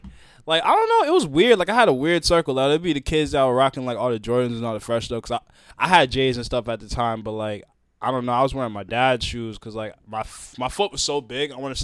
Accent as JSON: {"language": "English", "town": "New London", "region": "Connecticut", "country": "United States", "tie": "born or raised there", "also_born_or_lived": "Groton, Connecticut", "moved": "as an adult", "lives_now": "Boston, United States", "said": "I'm like, nah, I came here to live in Boston. I'm helping Boston, but I'm originally from New London, Connecticut, and that's my home."}